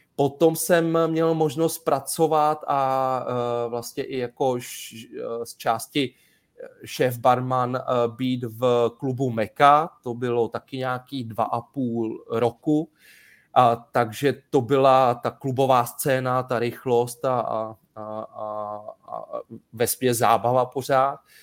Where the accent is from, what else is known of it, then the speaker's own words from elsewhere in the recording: Sedlčany, Central Bohemian Region, Czechia; pocházím ze Sedlčan